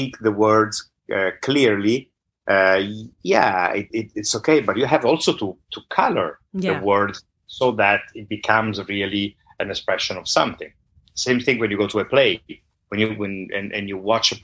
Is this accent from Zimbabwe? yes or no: no; Milan, Lombardy, Italy; accent: northern accent; first language Italian; English is a second language; moved away; also born or lived in Naples (ancestry); I'm Italian. I grew up in Italy